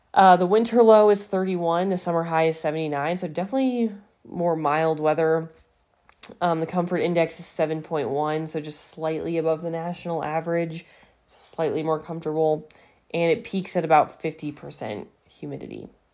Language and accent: English; Seattle, Colorado, United States; I've lived in Colorado for, like, all but two years of my life. But for the first two years, I was, you know, I was a Washington, Washingtonian?